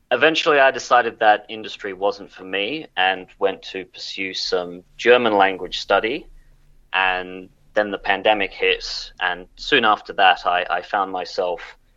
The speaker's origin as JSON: {"language": "English", "town": "Canberra", "region": "Australian Capital Territory", "country": "Australia", "said": "So, I'm a historian from Canberra."}